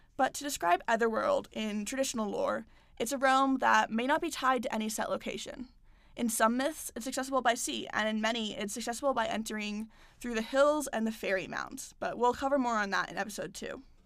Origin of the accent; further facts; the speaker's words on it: United States; I'm American